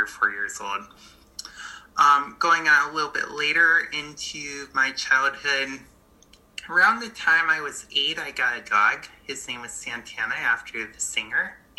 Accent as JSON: {"language": "English", "town": "Buffalo", "region": "New York", "country": "United States", "tie": "born or raised there", "moved": "as an adult", "said": "I moved from Buffalo, New York, where I grew up, to New York City."}